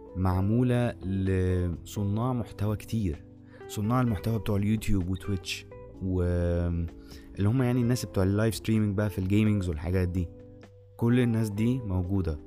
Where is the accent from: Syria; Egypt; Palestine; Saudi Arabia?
Egypt; عندنا في مصر